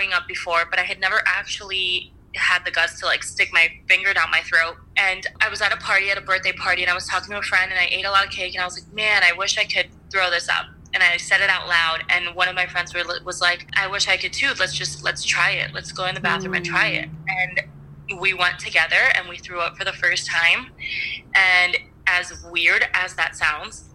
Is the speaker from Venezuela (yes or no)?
yes; Venezuela; moved away; I was born in Venezuela